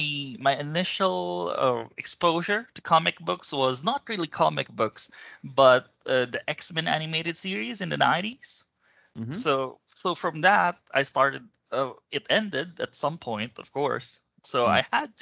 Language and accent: English; Philippines; I'm from the Philippines, but I mostly work with Australian teams on a lot of things.